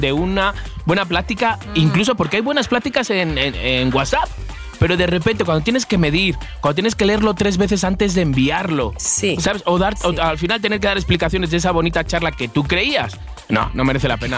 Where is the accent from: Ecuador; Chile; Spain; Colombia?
Spain; moved away as an adult; also born or lived in Madrid; now in Mexico; soy español